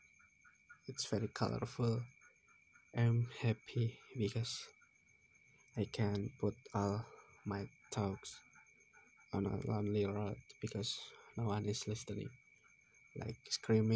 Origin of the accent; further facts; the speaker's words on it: Semarang, Central Java, Indonesia; I came from Bodian village, Pringapus.